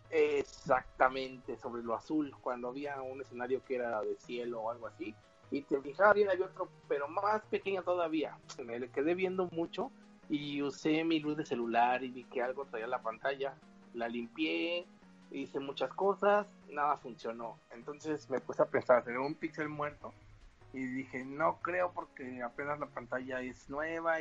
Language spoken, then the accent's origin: Spanish; Mexico